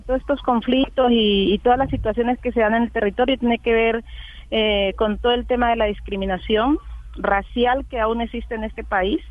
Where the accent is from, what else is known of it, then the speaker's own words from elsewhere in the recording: Colombia; also born or lived in northern Cauca; seamos todos lo que somos los colombianos